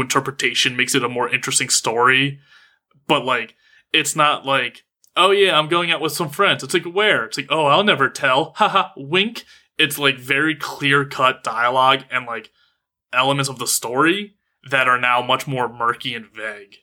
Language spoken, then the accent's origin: English; United States; being an American